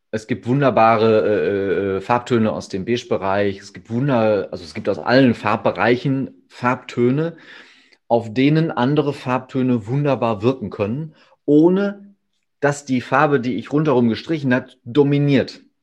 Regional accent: Ruhr area, North Rhine-Westphalia, Germany; also born or lived in Hamm; hier äh, bei uns im Ruhrgebiet und um das Ruhrgebiet herum

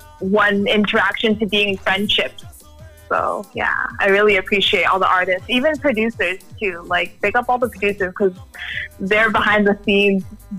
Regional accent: Toronto, Ontario, Canada; So I was born in Toronto, actually. I'm Canadian born, and then my background is Jamaican and Guyanese.

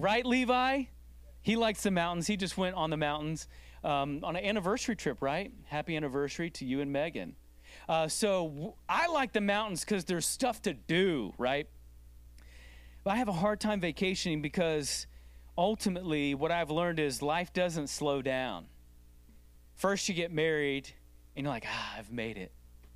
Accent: United States; as an American culture

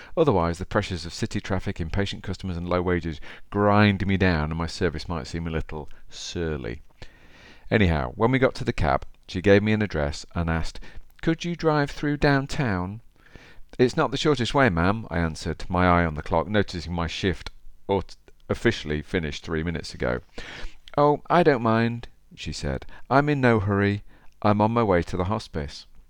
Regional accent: Derby, East Midlands, United Kingdom; accent: Derby; my Derby accent

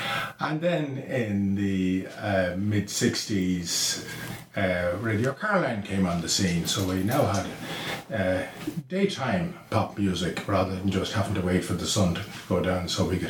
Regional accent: Dublin, Leinster, Ireland; I'm from Sallymount all my life. Lived in the same house. I know the area pretty well.

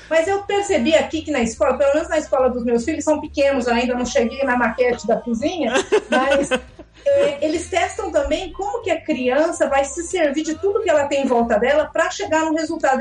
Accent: Brazil; first language Portuguese; moved away; eu sou brasileira, que eu não sou daqui

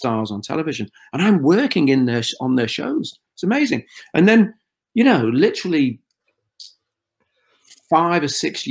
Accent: Liverpool, North West England, United Kingdom; accent: Scouse; I would probably go more Scouse the more pressure I felt in a situation where I felt uncomfortably inferior. I've become even more Scouse

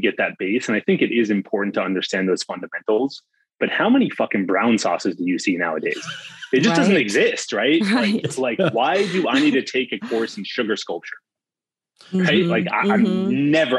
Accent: California, United States; I'm from California.

